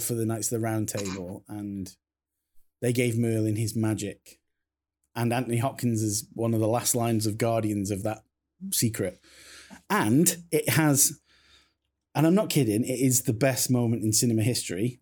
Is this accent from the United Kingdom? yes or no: yes; Crewe, North West England, United Kingdom; I come from Crewe